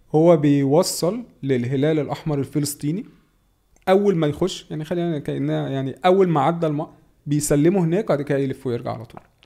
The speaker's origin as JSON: {"language": "Arabic", "country": "Egypt", "said": "احنا يعني كمصريين"}